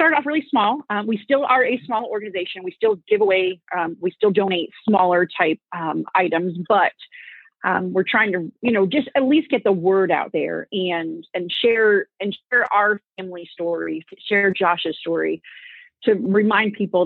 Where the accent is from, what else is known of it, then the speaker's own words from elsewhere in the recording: Connecticut, United States; moved away as an adult; We're both from Connecticut. And when we were in high school